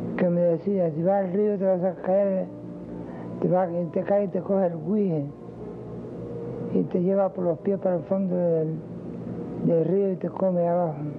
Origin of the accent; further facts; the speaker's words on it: Cuba; moved away; also born or lived in Spain; mi integración de nuevo a, Cuba